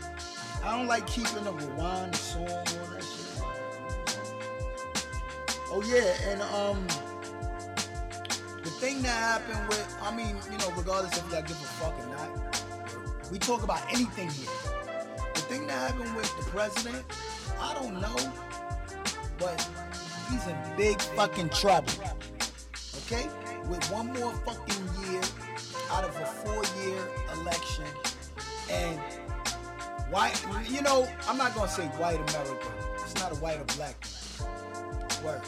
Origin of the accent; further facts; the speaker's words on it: New York City, New York, United States; I'm from Brooklyn. And I'm in Brooklyn in the studio